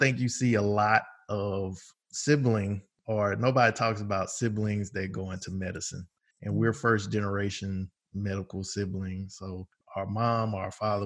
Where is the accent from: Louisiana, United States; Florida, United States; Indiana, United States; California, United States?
Louisiana, United States; Shreveport; we are both from Shreveport, Louisiana, born and raised